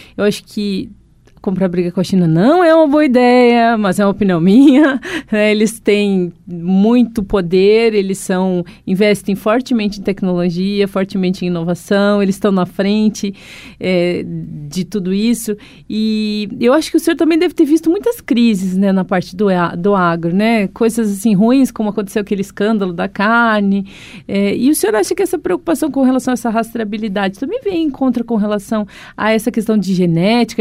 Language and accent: Portuguese; Gaúcha, Rio Grande do Sul, Brazil; eu sou gaúcha